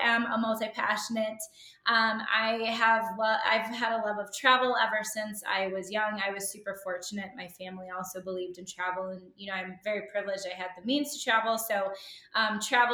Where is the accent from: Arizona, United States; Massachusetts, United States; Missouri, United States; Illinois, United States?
Illinois, United States; Chicago; moved away as an adult; now in Golden, United States; my husband and I actually just relocated from Chicago, where I am born and raised in the Chicagoland area, to Colorado. And we live in Golden, Colorado now.